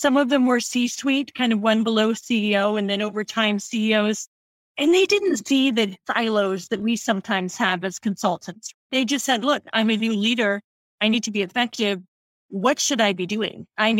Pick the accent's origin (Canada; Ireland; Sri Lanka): Canada; Oshawa, Ontario; now in San Francisco Bay Area, United States; I grew up in Canada, born and bred, just outside Toronto in area of Oshawa, Ontario